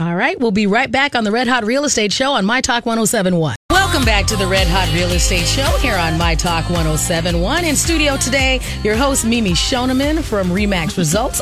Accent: Arizona, United States; moved away; I grew up in Arizona

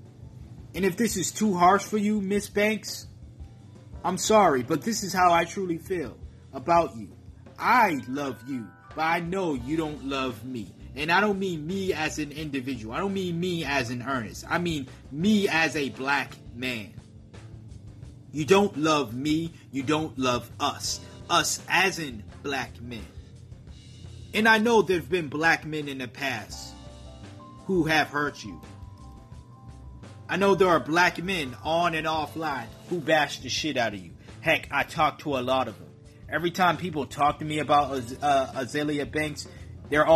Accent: Massachusetts, United States; I'm from Massachusetts

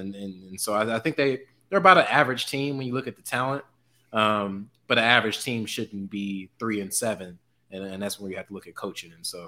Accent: St. Louis, Missouri, United States; I'm from St. Louis, Missouri

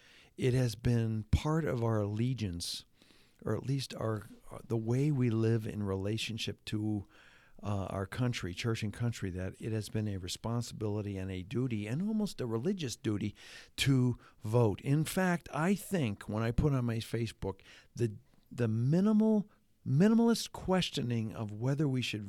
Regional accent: Hamilton, Ontario, Canada; But Jonathan was in my hometown, one of my hometowns, Hamilton, Ontario, Canada. Did he happen to say anything positive about my hometown?

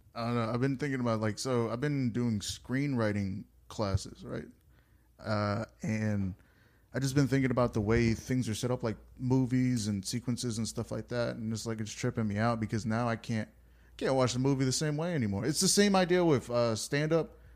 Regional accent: United States; I was born in America. I went to school in America. I grew up in America

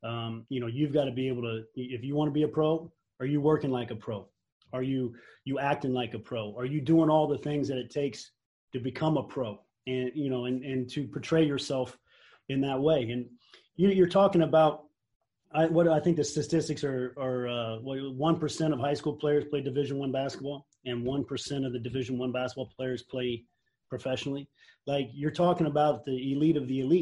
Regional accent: Indiana, United States; I'm from Indiana

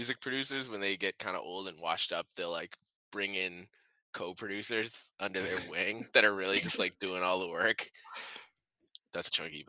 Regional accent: Detroit, Michigan, United States; Sam, I'm from Detroit. You're from the suburbs. So I went to school in Chicago.

